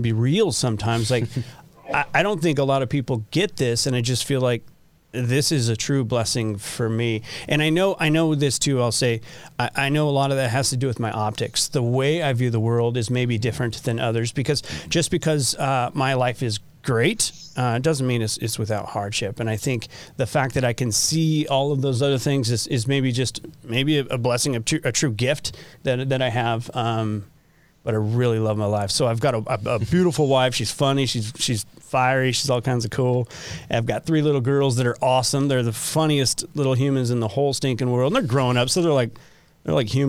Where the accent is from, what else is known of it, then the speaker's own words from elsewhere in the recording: Southern California, United States; moved away as an adult; now in Utah, United States; I grew up in Southern California, which I loved